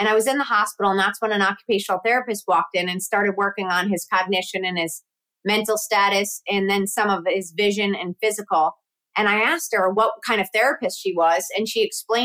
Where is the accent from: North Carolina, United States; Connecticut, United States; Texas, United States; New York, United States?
Connecticut, United States; also born or lived in Syracuse; I grew up in Connecticut